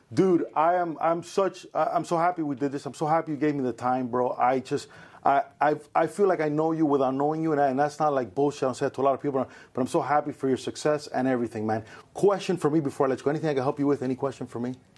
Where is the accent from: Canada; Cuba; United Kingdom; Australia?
Cuba; now in United States; So I was born in Cuba. I consider myself very Cuban